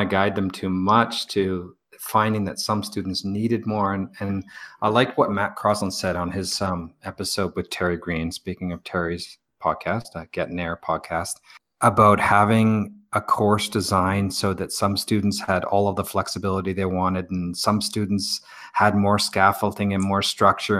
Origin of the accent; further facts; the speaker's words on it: Victoria, British Columbia, Canada; moved away; Victoria, British Columbia, where I'm from